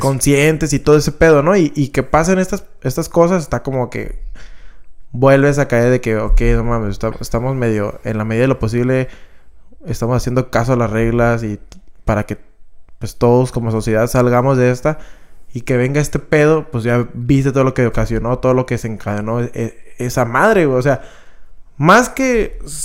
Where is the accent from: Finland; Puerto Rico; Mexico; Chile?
Mexico; somos los mexicanos